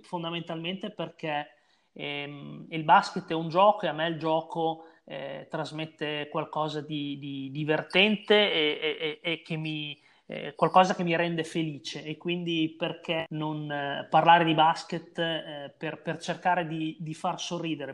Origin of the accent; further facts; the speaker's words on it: Bologna, Emilia-Romagna, Italy; sono di Bologna, quindi ho giocato eh, nei campionati regionali Emiliano-Romagnoli